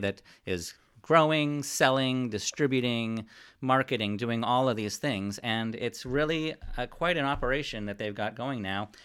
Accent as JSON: {"language": "English", "town": "Ventura", "region": "California", "country": "United States", "tie": "born or raised there", "said": "I was born in Ventura and raised in Ventura"}